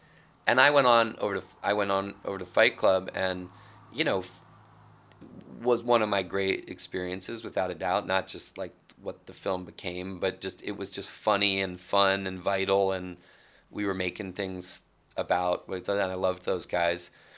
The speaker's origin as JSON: {"language": "English", "region": "New York", "country": "United States", "said": "Like I always felt that, and maybe it's partly like being a New Yorker and never totally buying into being out there or the nature of the things I did."}